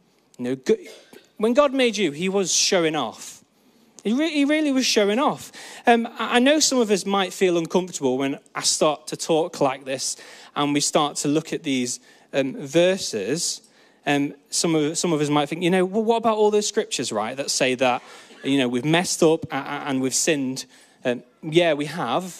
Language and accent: English; Peak District, East Midlands, United Kingdom; I grew up in the Peak District, where you can actually see stars at night